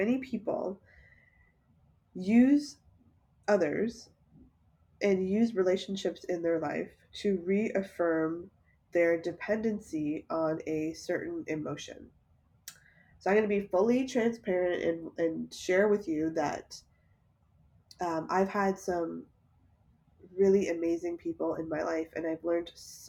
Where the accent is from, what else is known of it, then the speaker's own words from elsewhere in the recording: Toronto, Ontario, Canada; I was born and raised in Toronto